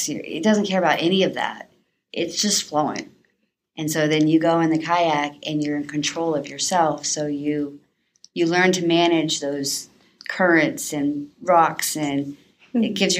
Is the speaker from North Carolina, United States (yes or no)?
yes; North Carolina, United States; born there; I was born in North Carolina. I was adopted when I was almost 4. Both my family is military, And so I moved around a lot as a kid.